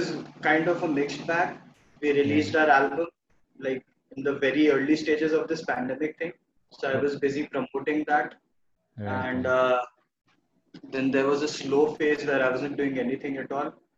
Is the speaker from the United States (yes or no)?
no; Bhopal, Madhya Pradesh, India; moved away; I'm in Bhopal right now, my hometown.